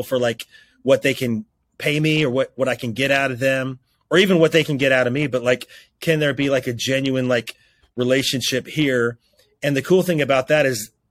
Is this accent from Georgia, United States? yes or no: no; Roanoke, Virginia, United States; my hometown of Roanoke, Virginia